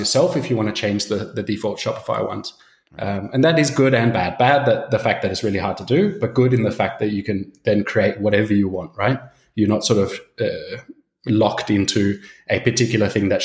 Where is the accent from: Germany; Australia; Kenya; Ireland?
Australia; moved away as an adult; now in Copenhagen, Denmark; I'm originally from Australia. My dad's Swedish, so I've got a super Swedish name, but been living in Copenhagen for about 12 years